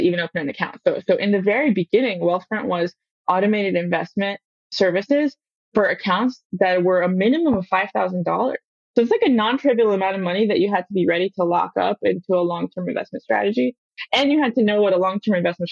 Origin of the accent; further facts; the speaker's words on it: Palo Alto, California, United States; I was born in Palo Alto.